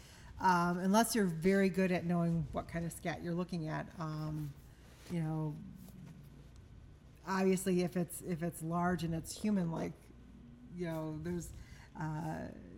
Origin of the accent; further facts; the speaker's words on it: Michigan, United States; growing up in Michigan and as a child, always going out in the woods